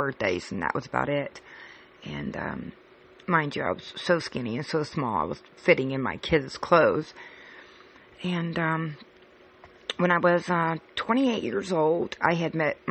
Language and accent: English; California, United States; moved away as an adult; now in Cincinnati, United States; I moved from California, which I was born and raised, to Cincinnati, Ohio